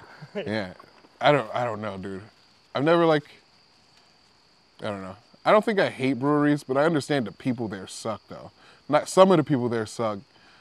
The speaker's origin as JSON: {"language": "English", "town": "Detroit", "region": "Michigan", "country": "United States", "tie": "born or raised there", "also_born_or_lived": "Philadelphia", "moved": "as an adult", "said": "I'm from Detroit."}